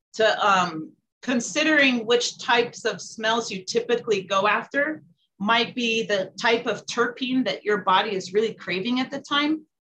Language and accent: English; California, United States; now in Colorado, United States; I'm originally from California. I lived at a few states, landed in Colorado because I liked it the most